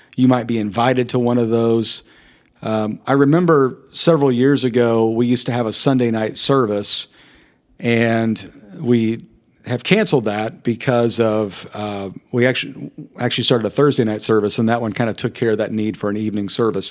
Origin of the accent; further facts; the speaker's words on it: Kansas, United States; Growing up in Kansas, we had a, a church